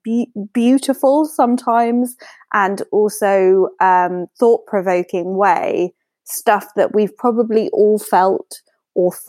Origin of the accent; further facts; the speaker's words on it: United Kingdom; as a British citizen